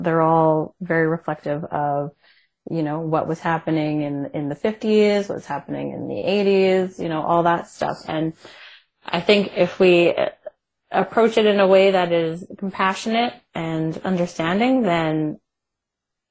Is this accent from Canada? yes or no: yes; Canada; I'm Canadian